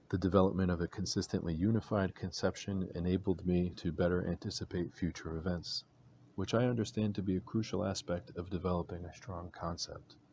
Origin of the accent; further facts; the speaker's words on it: Virginia, United States; now in Georgia, United States; a bird I had come to know growing up in Virginia